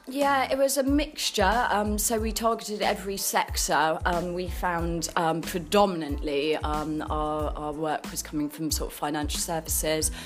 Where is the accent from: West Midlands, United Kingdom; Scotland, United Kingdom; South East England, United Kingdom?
South East England, United Kingdom; Guildford; I come from Guildford. I've lived in Guildford all my life. Um, I went to local schools around Guildford